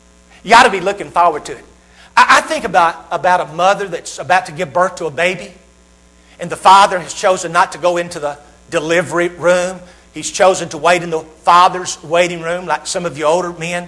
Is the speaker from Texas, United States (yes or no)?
no; Hendersonville, Tennessee, United States; accent: southern; Tennessee. Tennessee's home. Hendersonville